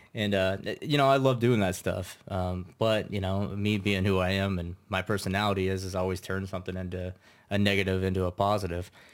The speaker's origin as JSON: {"language": "English", "town": "Troy", "region": "Kansas", "country": "United States", "tie": "born or raised there", "said": "I'm originally from Troy, Kansas."}